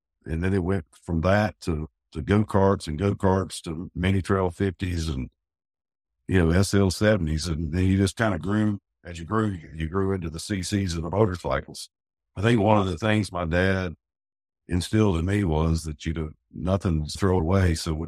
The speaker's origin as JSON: {"language": "English", "town": "Winston-Salem", "region": "North Carolina", "country": "United States", "tie": "born or raised there", "said": "Well, I grew up over in Rinalda Village, right there at Wake Forest University."}